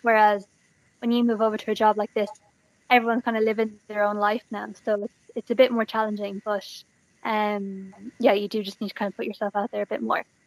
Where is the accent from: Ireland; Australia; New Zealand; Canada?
Ireland; Galway, Connacht; I am from Galway, and I went to I went to college in NUIG